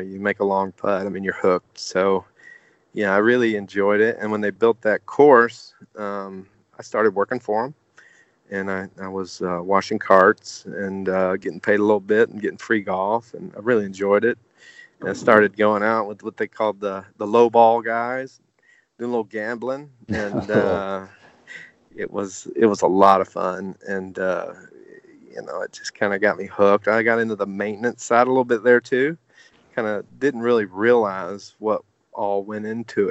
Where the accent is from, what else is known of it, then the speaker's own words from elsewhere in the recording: Sequatchie County, Tennessee, United States; moved away as an adult; also born or lived in Bledsoe County, Tennessee / South Florida; I grew up just down the road from here in Sequatchie County. I went to Sequatchie County High School. We actually lived in Bledsoe, but I went to Sequatchie